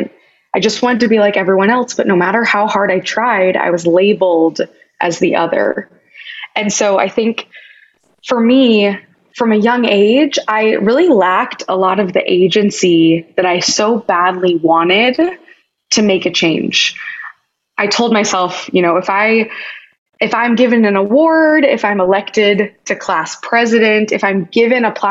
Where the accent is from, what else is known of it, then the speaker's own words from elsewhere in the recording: Kansas, United States; moved away; where my journey started growing up in Kansas